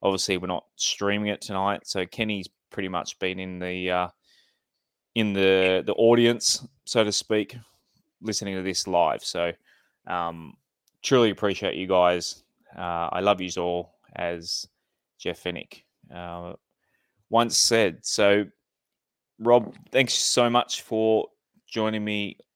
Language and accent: English; Central Coast, New South Wales, Australia; You can tell I grew up in the Central Coast